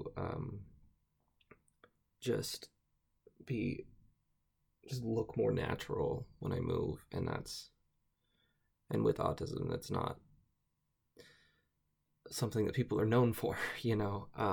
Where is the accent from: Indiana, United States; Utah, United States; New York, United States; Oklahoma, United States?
Utah, United States; I am from Utah